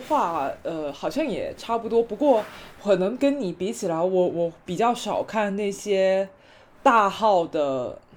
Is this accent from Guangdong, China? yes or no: yes; Guangdong, China; 我们广东这边的风俗